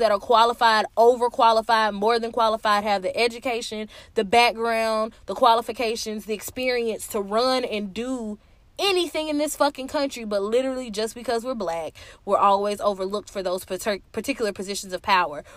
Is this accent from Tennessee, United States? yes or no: yes; Tennessee, United States; I'm from Tennessee